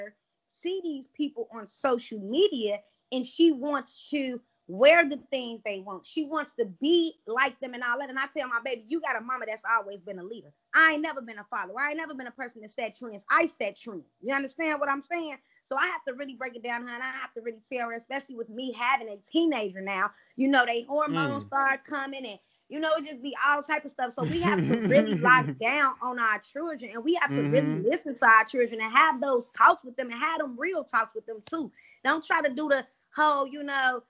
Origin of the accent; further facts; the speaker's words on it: Chicago, Illinois, United States; moved away as an adult; now in California, United States; I am from Chicago, Illinois, the east side of Chicago